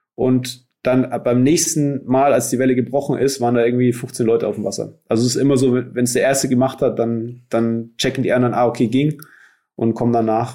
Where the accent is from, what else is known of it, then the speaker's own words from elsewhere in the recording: Nuremberg, Bavaria, Germany; moved away; also born or lived in Hawaii; ich bin in Nürnberg aufgewachsen